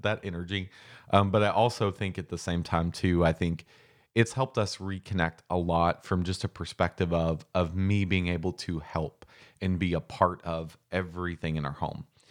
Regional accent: Mitchellsburg, Kentucky, United States; So I'm from Boyle County, Kentucky. I'm from Mitchellsburg, Kentucky, which is seriously a town of maybe a hundred, a hundred and fifty people

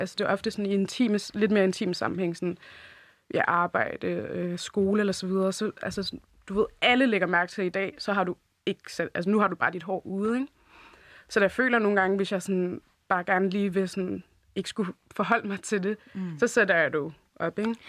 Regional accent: Denmark; jeg er jo født og opvokset her i Danmark

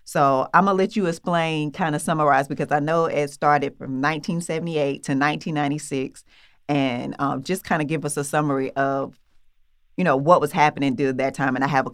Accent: Atlanta, Georgia, United States; I'm from Atlanta

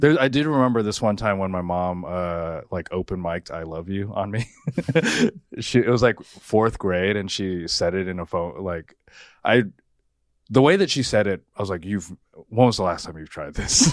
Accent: United States; I was the first one in my family born here

